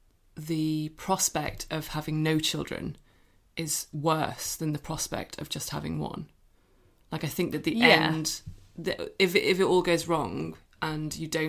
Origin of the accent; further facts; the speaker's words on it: Cork, Munster, Ireland; accent: Cork; Yeah, it's better than my Cork accent.